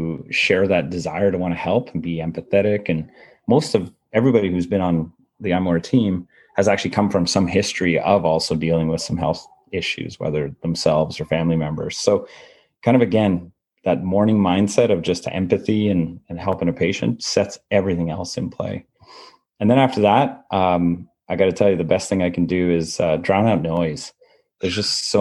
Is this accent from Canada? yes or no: yes; Canada; I'm a guy who just grew up in a small town in Canada